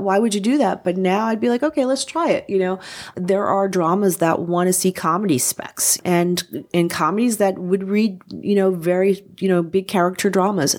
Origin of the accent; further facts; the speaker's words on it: New Jersey, United States; moved away; I'm from New Jersey originally